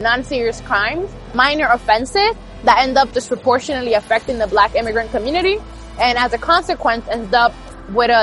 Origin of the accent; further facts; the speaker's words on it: New York City, New York, United States; I grew up in the Bronx, New York, during the stop and frisk era